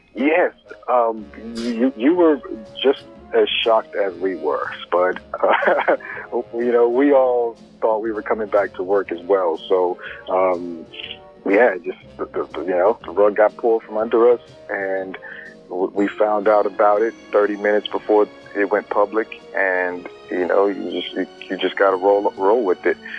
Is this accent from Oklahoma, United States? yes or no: no; Spring, Texas, United States; growing up in Spring, Texas